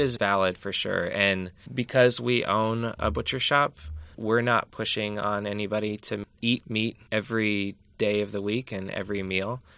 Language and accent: English; Allentown, Pennsylvania, United States; now in California, United States; I'm from Pennsylvania, from Allentown, and I grew up with food being the complete opposite